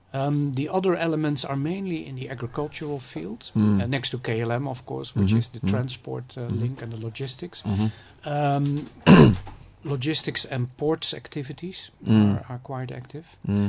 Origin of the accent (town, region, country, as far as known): Netherlands; moved away as an adult; now in Ghana